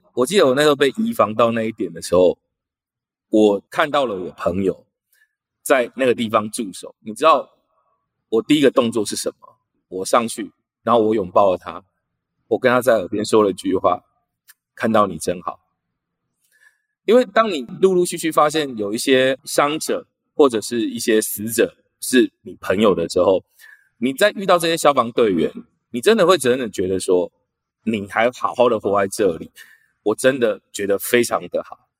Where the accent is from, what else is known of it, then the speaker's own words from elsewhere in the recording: Kaohsiung, Taiwan; 三多路，那个是我以前小时候 长大的地方。所以我对那个地方非常非常的熟悉，在三多五庆路口